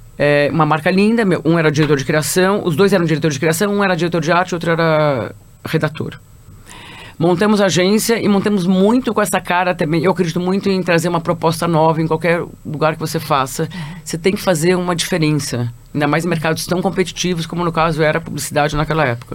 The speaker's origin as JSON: {"language": "Portuguese", "region": "São Paulo", "country": "Brazil", "tie": "born or raised there", "said": "Eu sou de São Paulo"}